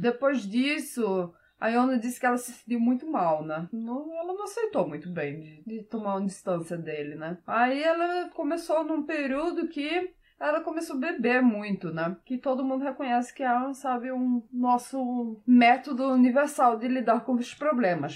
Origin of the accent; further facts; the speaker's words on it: Brazil; now in Norway; eu cresci andando de cavalo no Brasil